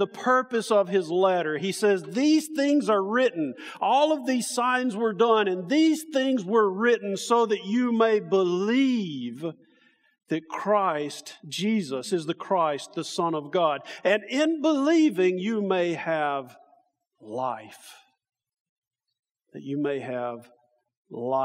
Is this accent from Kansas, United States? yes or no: no; Alabama, United States; now in Indiana, United States; We come from Alabama, my family and me